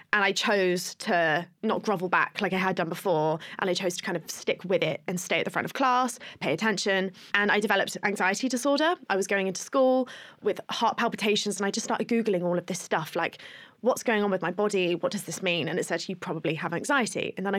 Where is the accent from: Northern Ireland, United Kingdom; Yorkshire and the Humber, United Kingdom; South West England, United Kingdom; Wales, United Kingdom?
South West England, United Kingdom; Plymouth; I grew up in Plymouth